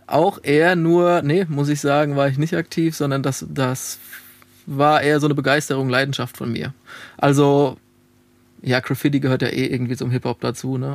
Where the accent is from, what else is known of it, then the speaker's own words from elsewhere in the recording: Alzenau, Bavaria, Germany; moved away as an adult; also born or lived in Darmstadt / Dieburg; now in Frankfurt, Germany; Ich komme aus Alzenau. Das liegt zwischen Aschaffenburg und Hanau.